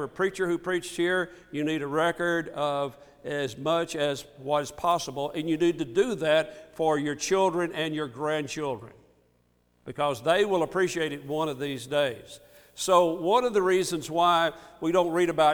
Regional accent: Ripley, Mississippi, United States; When I was growing up, my hometown, home congregation is Ripley, Mississippi. When I was growing up there

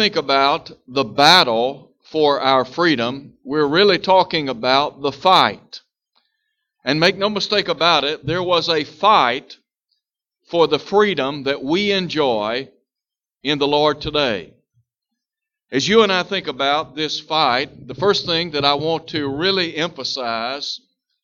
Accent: United States; we are citizens in the United States of America

